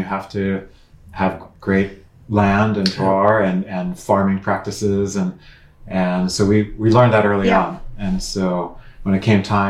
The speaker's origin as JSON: {"language": "English", "region": "Pennsylvania", "country": "United States", "moved": "as an adult", "lives_now": "California, United States", "said": "I was from the East Coast"}